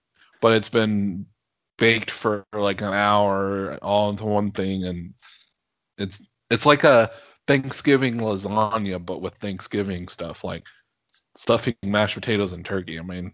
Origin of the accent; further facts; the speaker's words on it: Washington, United States; moved away; everybody back home, in Washington, at least that I grew up